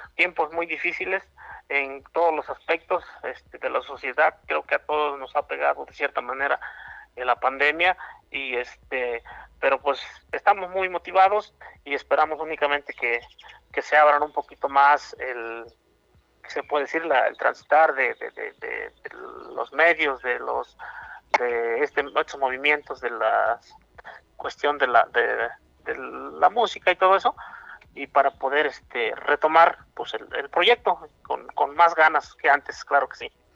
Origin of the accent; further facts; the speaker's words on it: Puebla, Mexico; soy un cantautor poblano